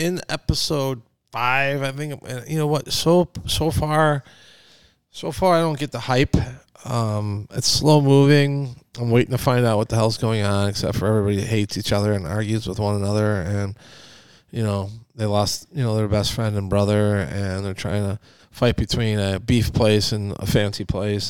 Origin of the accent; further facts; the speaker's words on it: McHenry, Illinois, United States; moved away; I went to my hometown in McHenry, Illinois